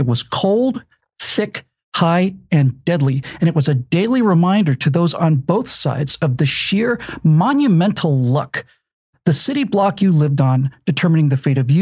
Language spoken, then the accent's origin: English; Bermuda; born or raised there